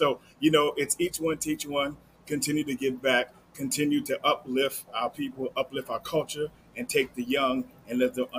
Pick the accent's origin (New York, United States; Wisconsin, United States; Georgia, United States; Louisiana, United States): New York, United States; New York City; Brooklyn in the house. I'm from Brooklyn.